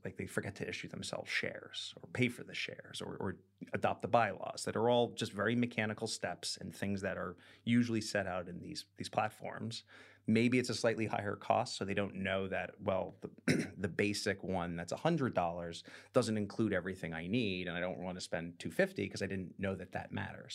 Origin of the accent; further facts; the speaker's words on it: United States; now in London, United Kingdom; we are an American doing business in Britain